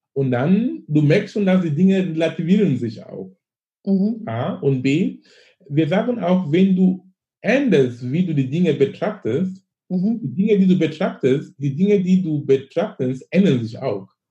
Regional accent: Cameroon; German is a second language; moved away as an adult; now in Germany; ich komme aus Afrika, ich komme aus Kamerun, ich bin gebürtig aus Kamerun.

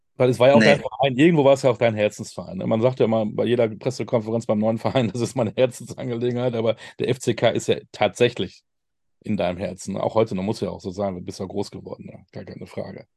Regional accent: Münster, North Rhine-Westphalia, Germany; moved away; als Münsteraner

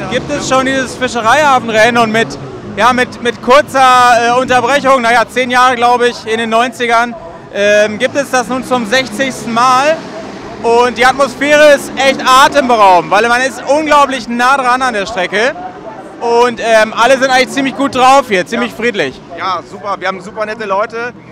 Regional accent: Bremen, Germany; Ja, also wir sind, äh, na gut, wir sind aus Bremen. Wir sind aus Bremen ja relativ schnell die da gewesen.

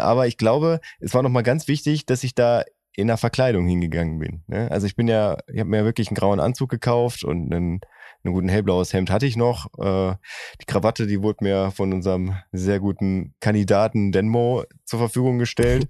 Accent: Oerlinghausen, North Rhine-Westphalia, Germany; in meiner Heimatstadt Oerlinghausen

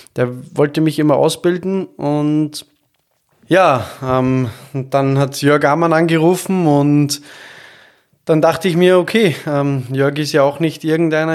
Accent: Austria; moved away as an adult; also born or lived in Vienna / Stuttgart; now in Hamburg, Germany; ich bin Österreicher, der in Deutschland lebt

